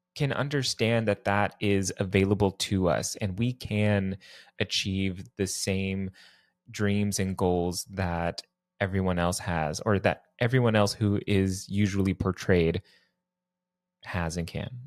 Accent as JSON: {"language": "English", "region": "Texas", "country": "United States", "tie": "born or raised there", "moved": "yes", "lives_now": "New York City, United States", "said": "I was born and raised in Texas"}